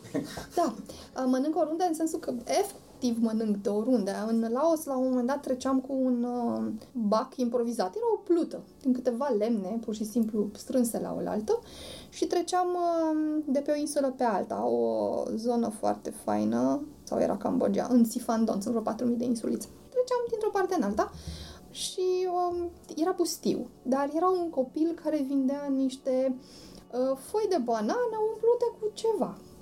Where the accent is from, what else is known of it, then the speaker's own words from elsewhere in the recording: Romania; suntem din România